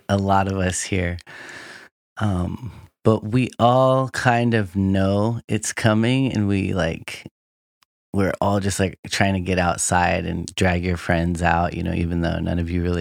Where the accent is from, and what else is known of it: Anchorage, Alaska, United States; born or raised there